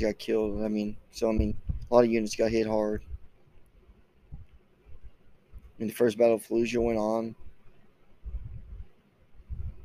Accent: Oklahoma, United States; I'm from Oklahoma, I live in Broken Arrow.

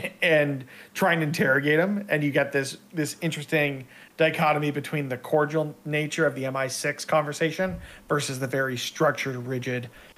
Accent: Canada; I'm also Canadian

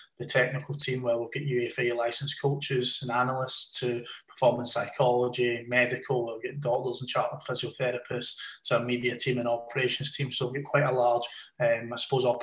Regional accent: Scotland, United Kingdom; moved away; also born or lived in Lancashire; as a Scotsman

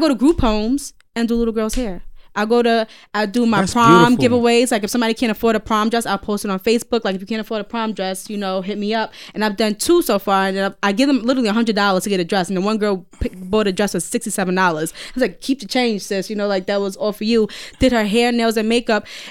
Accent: United States; We're American.

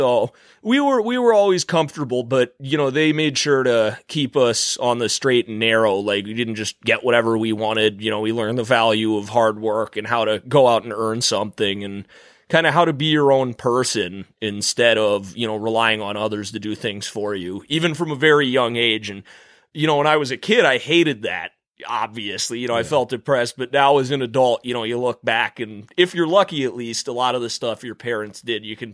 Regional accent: Boston, Massachusetts, United States; also born or lived in North Carolina / Minneapolis; now in New York, United States; So, I'm originally from Boston. I was born in Boston, Massachusetts. Then I lived in North Carolina for a couple years

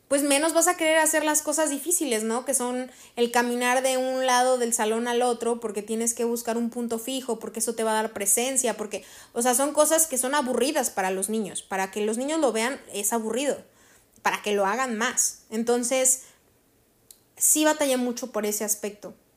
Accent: Cerritos, San Luis Potosí, Mexico; aquí en mi pueblo, o sea, aquí en Cerritos

